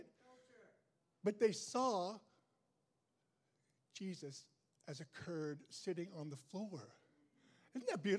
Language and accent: English; United States; I'm an American